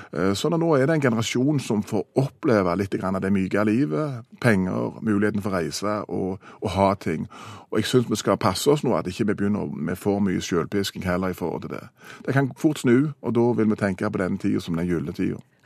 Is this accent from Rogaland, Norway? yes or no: yes; Stavanger, Rogaland, Norway; Stavanger har vært der vi kommer fra